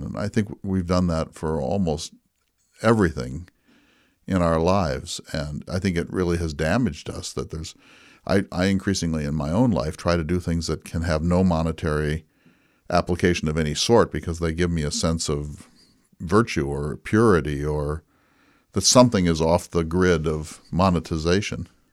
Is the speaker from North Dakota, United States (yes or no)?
yes; North Dakota, United States; When I was growing up in North Dakota in the nineteen sixties and seventies